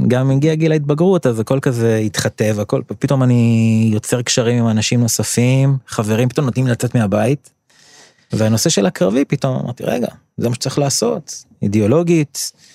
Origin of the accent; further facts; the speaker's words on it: Or Akiva, Haifa District, Israel; אור עקיבא נחשבה למקום קשוח שאני גדלתי בו, בשנות ה-80.